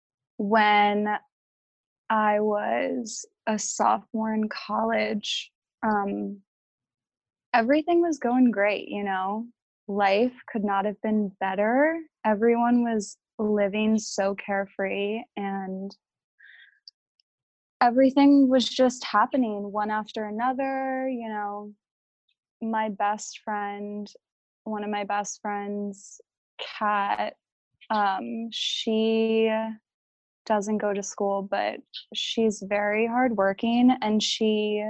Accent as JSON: {"language": "English", "town": "Philadelphia", "region": "Pennsylvania", "country": "United States", "tie": "born or raised there", "said": "growing up in Philadelphia was like the only life that I've ever known."}